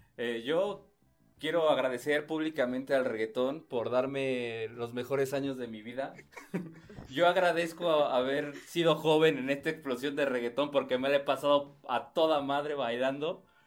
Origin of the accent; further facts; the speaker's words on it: Mexico; en México tenemos otro rollo